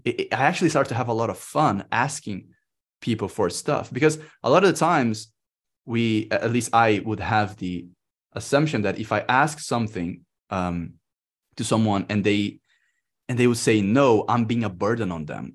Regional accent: Brazil; moved away as an adult; I'm in Brazil. I came back to my home country

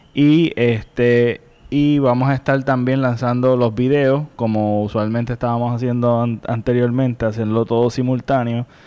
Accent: Puerto Rico; nosotros como puertorriqueños

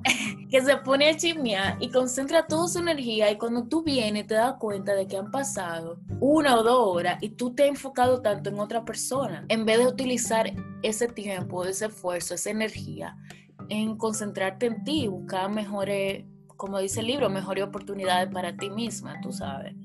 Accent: Dominican Republic; moved away as an adult; also born or lived in Santo Domingo; now in England; yo me encuentro en Inglaterra, pero las dos somos dominicanas.

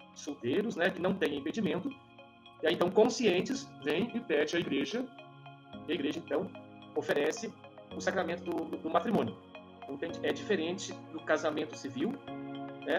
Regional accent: São Bento, Brazil; eu nasci lá em São Bento, né? E eu de manhãzinha, 6 horas da manhã, levantava para buscar as vacas pro meu pai lá no pasto

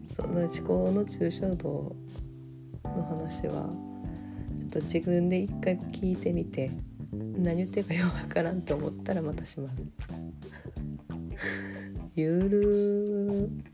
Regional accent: Kansai, Japan; accent: Kansai dialect

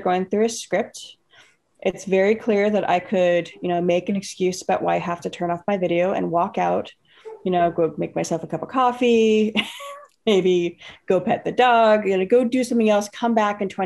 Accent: the Bay Area, California, United States; I grew up in the Bay Area. So I grew up in the Bay Area

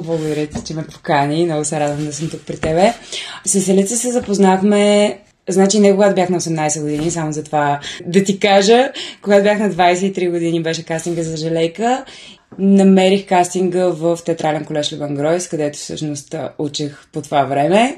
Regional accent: Bulgaria; now in Sofia, Bulgaria; аз съм от Сеноград.

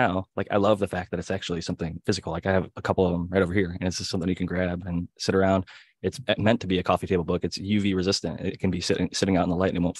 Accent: Cleveland, Ohio, United States; Ohio boy growing up in Cleveland

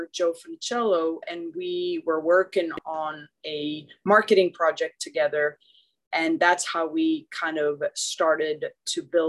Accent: Sweden; moved away as an adult; now in United States; I was born and raised in Sweden and didn't play football. I moved to the U.S. when I was 18 years old

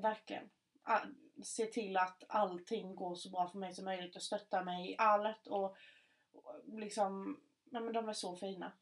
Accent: Markaryd, Kronoberg County, Sweden; accent: Scanian; där jag kommer ifrån

